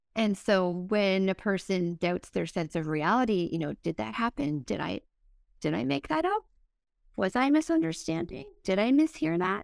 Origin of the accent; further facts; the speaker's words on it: East Coast, Atlantic Canada, Canada; I'm from the East Coast